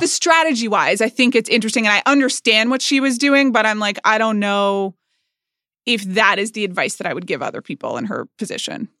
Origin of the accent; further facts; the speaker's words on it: United States; I'm an American.